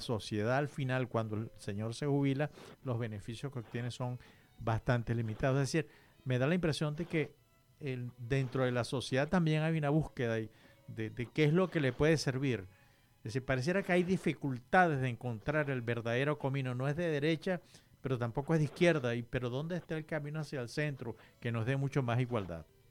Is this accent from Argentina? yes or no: no; Venezuela; nosotros, que somos originarios de Venezuela